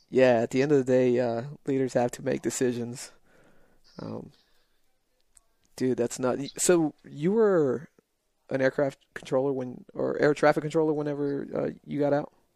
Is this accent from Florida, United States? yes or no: no; El Paso, Texas, United States; moved away; I'm from uh from El Paso, and uh, so border town